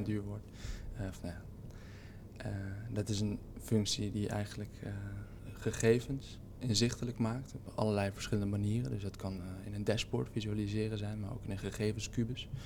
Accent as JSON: {"language": "Dutch", "town": "Haarlem", "region": "North Holland", "country": "Netherlands", "tie": "born or raised there", "said": "Ik ben in Haarlem geboren en ik ben er eigenlijk nooit weggegaan."}